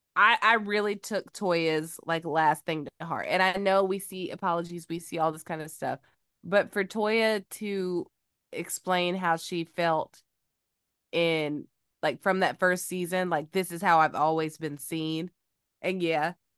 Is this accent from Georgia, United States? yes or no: yes; Georgia, United States; also born or lived in Phenix City, Alabama; now in Los Angeles, United States; I am from Georgia